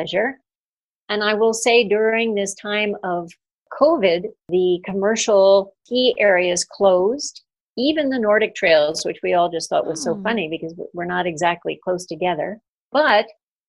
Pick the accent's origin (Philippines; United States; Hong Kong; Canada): United States; New England; I grew up in New England